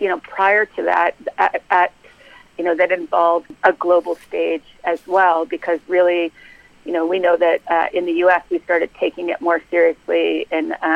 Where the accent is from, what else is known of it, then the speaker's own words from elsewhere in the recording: Canada; now in United States; I am Canadian, working as a policy analyst